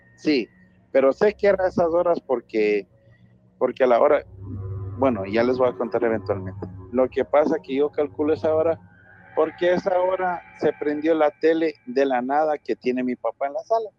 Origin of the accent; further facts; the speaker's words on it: Ecuador; now in New Orleans, United States; Te estoy llamando de Nueva Orleans, pero soy de Ecuador.